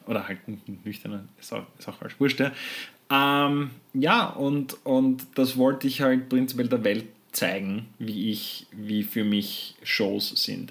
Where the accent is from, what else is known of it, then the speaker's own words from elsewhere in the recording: Austria; bei uns in Österreich